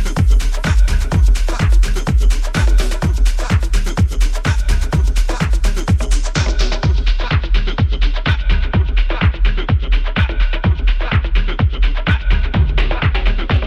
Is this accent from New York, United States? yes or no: yes; New York City, New York, United States; musician in my hometown, Jamaica, Queens, New York